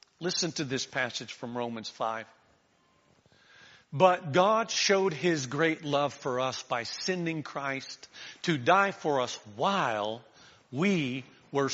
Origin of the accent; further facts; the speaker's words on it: Florida, United States; I grew up in Florida, so we hunted in the Everglades